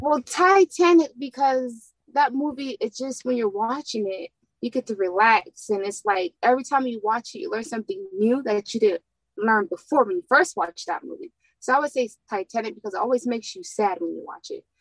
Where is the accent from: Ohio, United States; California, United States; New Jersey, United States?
California, United States; moved away as an adult; also born or lived in San Diego; now in Houston, United States; I'm from California